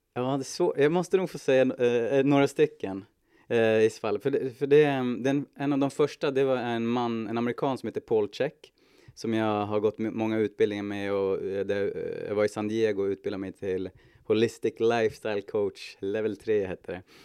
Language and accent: Swedish; Hudiksvall, Gävleborg County, Sweden; jag är född och uppvuxen i Hudiksvall.